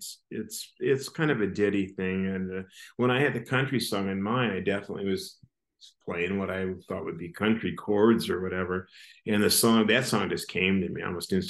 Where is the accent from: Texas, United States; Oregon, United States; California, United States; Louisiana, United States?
California, United States; Laguna Beach; moved away; also born or lived in Michigan; I grew up in Laguna Beach till a certain age